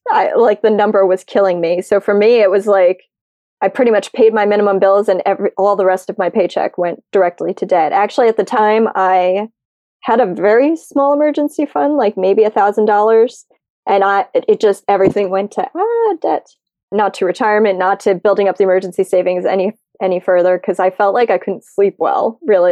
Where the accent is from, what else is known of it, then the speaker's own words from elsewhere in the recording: United States; I'm American